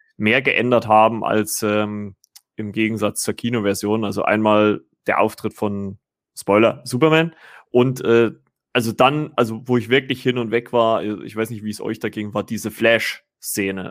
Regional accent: Germany; bei uns in Deutschland

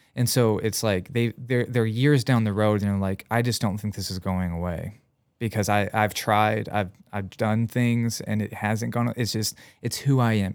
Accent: Union, United States; moved away as an adult; my hometown Union

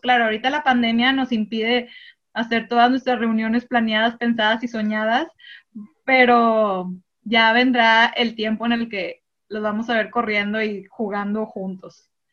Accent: Monterrey, Nuevo León, Mexico; yo sí soy regiomontana

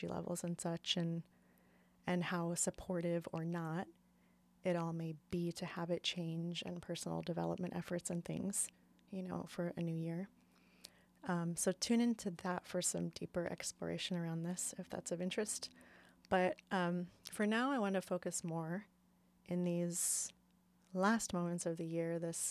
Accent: Phoenix, Arizona, United States; now in Portland, United States; I grew up in Phoenix, Arizona

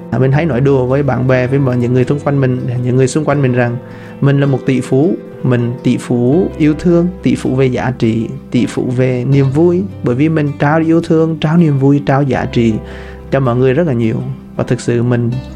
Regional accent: Vietnam; người Việt Nam mình dân tộc Việt Nam chúng ta

